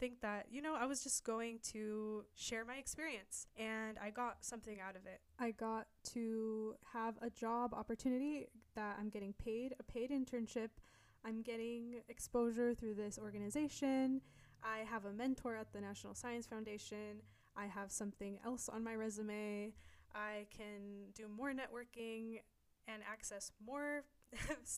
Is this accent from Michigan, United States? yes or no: no; the Bay Area, California, United States; I'm from the Bay Area